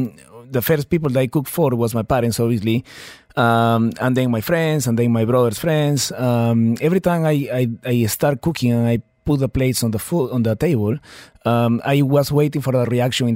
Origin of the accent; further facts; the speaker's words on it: Peru; moved away as an adult; now in Dubai, United Arab Emirates; I'm from Peru